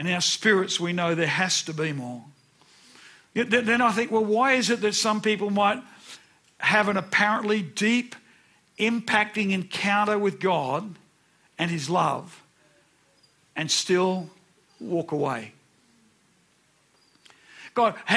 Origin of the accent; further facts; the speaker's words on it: Brisbane, Queensland, Australia; I remember when I was about 9. I was walking home from Nunda State School